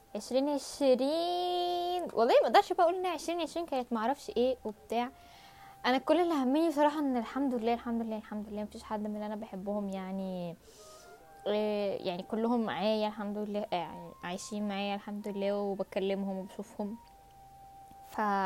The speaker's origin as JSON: {"language": "Arabic", "country": "Egypt"}